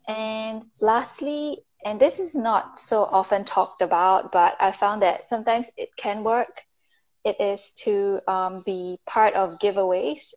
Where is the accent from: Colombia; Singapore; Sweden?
Singapore; moved away; I'm from Singapore, but I'm currently in the US